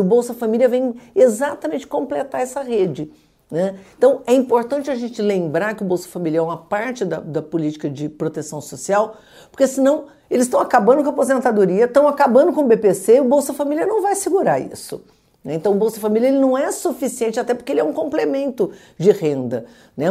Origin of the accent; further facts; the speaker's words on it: Brazil; como brasileiros